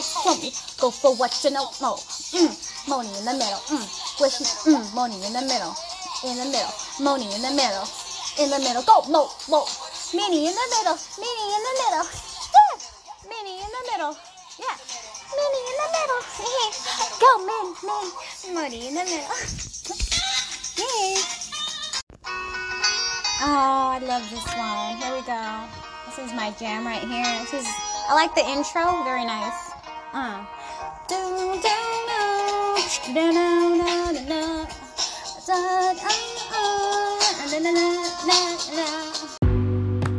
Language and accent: English; Seattle, Washington, United States; I grew up in the heart of Seattle